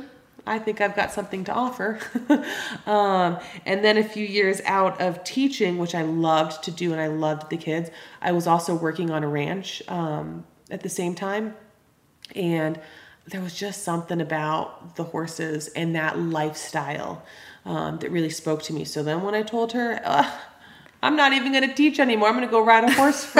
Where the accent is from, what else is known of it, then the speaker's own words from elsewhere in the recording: Los Angeles, California, United States; moved away as an adult; now in Greenough, Montana, United States; So I was born and raised in Los Angeles, California. I'm totally a Valley girl